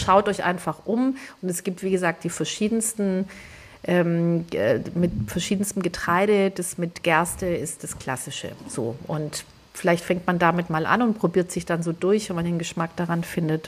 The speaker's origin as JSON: {"language": "German", "region": "northern Greece", "country": "Greece", "moved": "yes", "said": "bei uns in Nordgriechenland"}